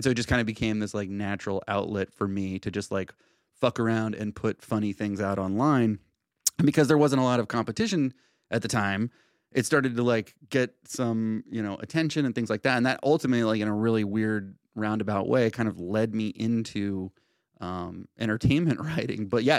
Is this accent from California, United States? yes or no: yes; California, United States; born there; also born or lived in Idaho / Utah / Alabama / Tennessee; I was born in Southern California and then lived like everywhere, like fucking like Idaho, Utah, Alabama, Tennessee, San Francisco, New York. And so I've just like, I don't think I have like a definable accent of any kind.